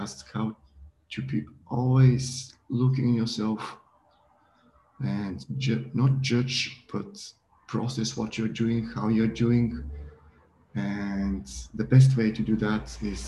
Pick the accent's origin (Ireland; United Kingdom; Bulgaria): Bulgaria; I'm from Bulgaria, and I've grown up in a different background in Bulgaria